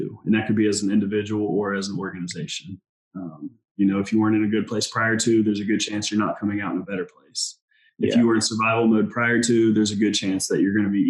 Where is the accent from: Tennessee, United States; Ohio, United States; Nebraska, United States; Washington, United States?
Ohio, United States; Dayton; I am originally from Dayton, Ohio, a United States Marine.